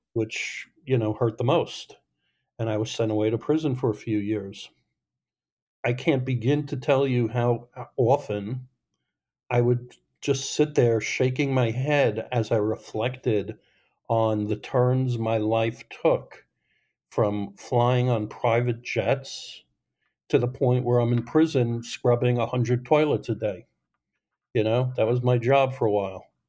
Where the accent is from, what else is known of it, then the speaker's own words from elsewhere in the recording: Long Island, New York, United States; I grew up in New York on Long Island